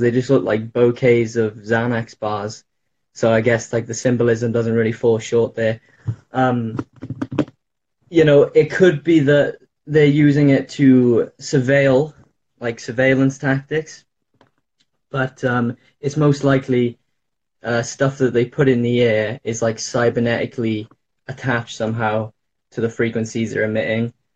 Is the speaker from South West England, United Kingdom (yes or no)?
no; Wales, United Kingdom; I'm in the UK. I'm uh, from Wales.